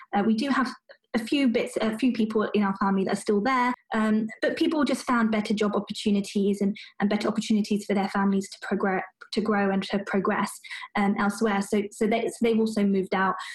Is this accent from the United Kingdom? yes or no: yes; United Kingdom; I'm British born and bred